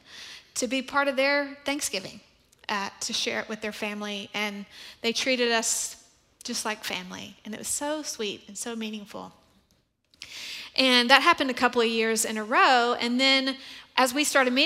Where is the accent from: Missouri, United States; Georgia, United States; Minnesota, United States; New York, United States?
Georgia, United States; moved away as an adult; now in Texas, United States; I'm from Georgia. My family was in Georgia.